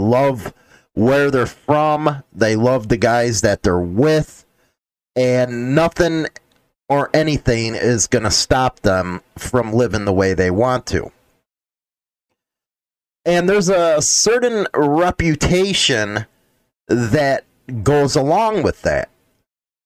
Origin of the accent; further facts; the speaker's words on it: Midwest, United States; I come from the Midwest.